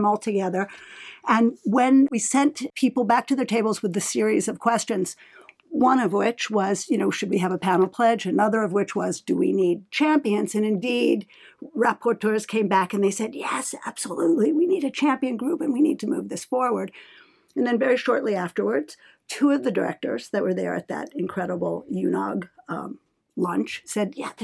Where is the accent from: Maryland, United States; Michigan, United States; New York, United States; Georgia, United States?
New York, United States; moved away as an adult; now in Geneva, Switzerland; Originally from New York, but I've been in Geneva for 20 years